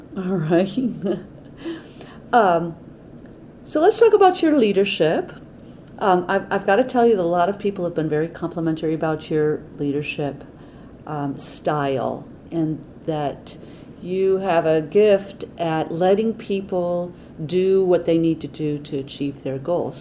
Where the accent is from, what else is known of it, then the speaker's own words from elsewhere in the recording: Atlanta, Georgia, United States; I'm from Atlanta